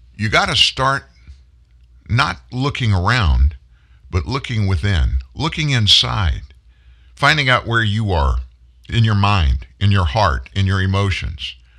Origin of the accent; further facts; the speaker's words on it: the South, United States; I'm a Southerner